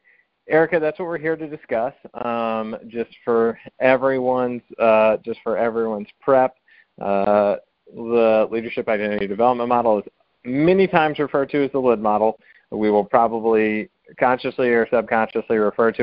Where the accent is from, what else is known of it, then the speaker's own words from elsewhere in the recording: the South, United States; also born or lived in Washington, D.C.; now in South Carolina, United States; being a Southerner